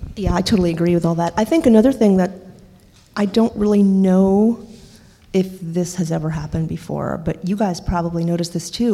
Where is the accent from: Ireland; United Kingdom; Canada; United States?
United States; New York; I grew up in New York, um, in Washington Heights